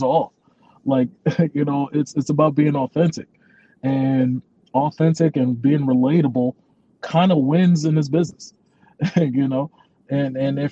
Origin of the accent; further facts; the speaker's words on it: New York City, New York, United States; I'm from Brooklyn